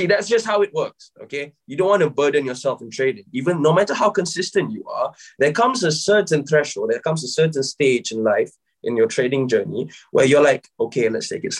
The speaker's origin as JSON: {"language": "English", "country": "Malaysia", "moved": "yes", "lives_now": "United Kingdom", "said": "I'm originally from Malaysia, yeah. But right now I'm based in the UK."}